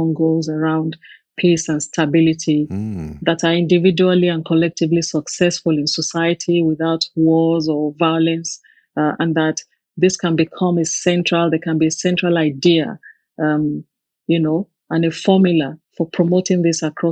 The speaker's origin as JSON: {"language": "English", "country": "Nigeria", "tie": "born or raised there", "moved": "as an adult", "lives_now": "United Kingdom", "said": "I grew up in Nigeria"}